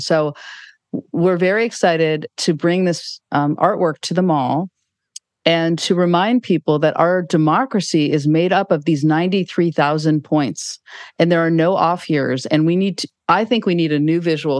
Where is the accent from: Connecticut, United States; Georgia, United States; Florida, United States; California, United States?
California, United States; Mill Valley; I grew up right near Muir Woods